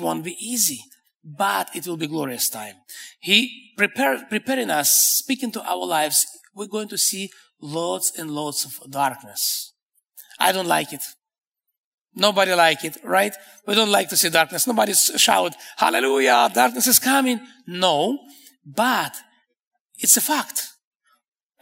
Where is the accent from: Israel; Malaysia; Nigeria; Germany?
Israel; English is a second language; me and my wife, we're from Israel, from the Middle East.